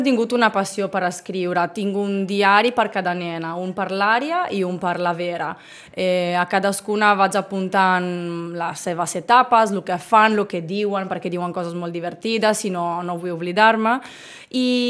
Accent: Bologna, Emilia-Romagna, Italy; first language Italian; Catalan is a second language; moved away as an adult; now in Sitges, Spain; Jo sóc originària de Bologna, Bologna, com la salsa

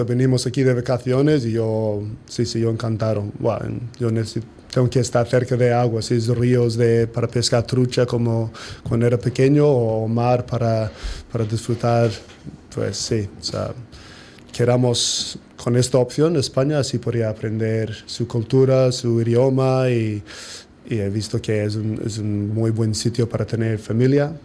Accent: New Zealand; Spanish is a second language; moved away as an adult; now in Sitges, Spain; somos población de 10% de país de Nueva Zelanda

